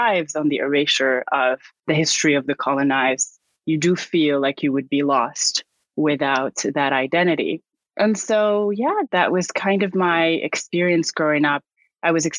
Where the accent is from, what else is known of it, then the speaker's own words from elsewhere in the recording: Casablanca, Casablanca-Settat, Morocco; now in Dubai, United Arab Emirates; I grew up in Casablanca